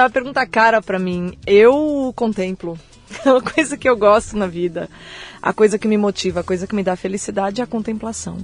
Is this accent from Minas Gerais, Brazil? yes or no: no; São Paulo, Brazil; Eu nasci em São Paulo